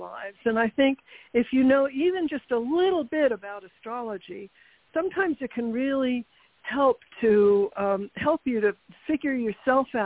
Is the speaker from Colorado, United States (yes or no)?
no; New York City, New York, United States; I was born in Manhattan